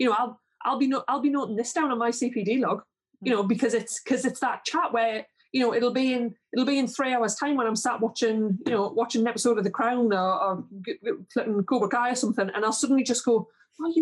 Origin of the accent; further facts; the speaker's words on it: Geordie, North East England, United Kingdom; accent: Geordie; also born or lived in southeast Northumberland; Jodie's just, it's not a good accent